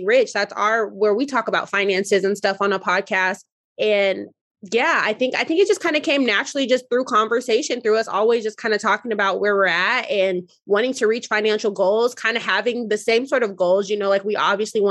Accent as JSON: {"language": "English", "town": "Denver", "region": "Colorado", "country": "United States", "moved": "yes", "lives_now": "Dallas, United States", "said": "I currently reside in Dallas, Texas, originally from Denver, Colorado"}